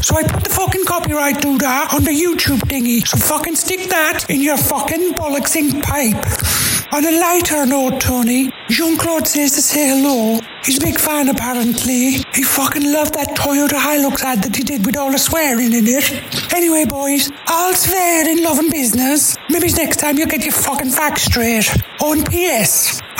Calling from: County Donegal, Ireland; I'm calling to put the record straight. I'm from County Donegal, you dozy fucksticks.

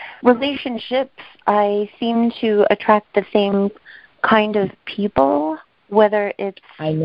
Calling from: New York, United States; calling from New York

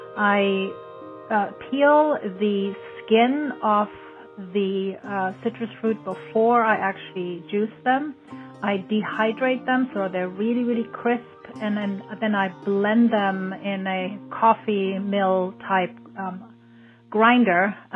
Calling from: California, United States; I'm calling from California

